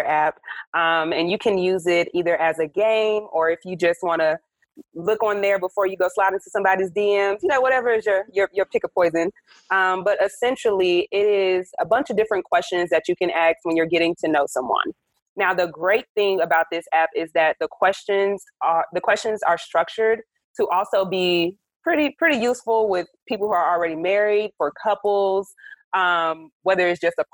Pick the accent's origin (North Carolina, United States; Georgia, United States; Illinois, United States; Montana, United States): Georgia, United States; Atlanta; I'm from Atlanta. I live in Atlanta